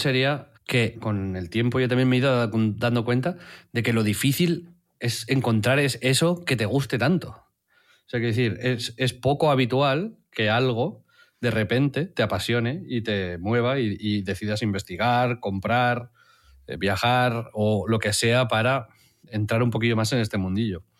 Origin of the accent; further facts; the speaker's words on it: Tiana, Catalonia, Spain; como me crié en Tiana